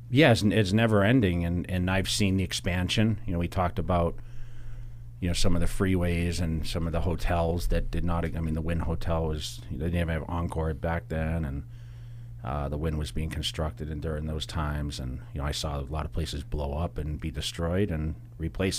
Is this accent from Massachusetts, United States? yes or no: yes; Massachusetts, United States; now in Las Vegas, United States; growing up in Massachusetts, I grew up in a very rural area